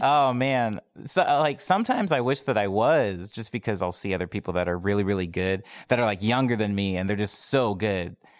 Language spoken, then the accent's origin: English; Arizona, United States; moved away as an adult; now in Los Angeles, United States; I'm from Arizona. I moved here almost three years ago, um, like, at the very, very beginning, like, New Year's Day of, uh, two thousand fifteen. Um, but I spent my entire life in Arizona before then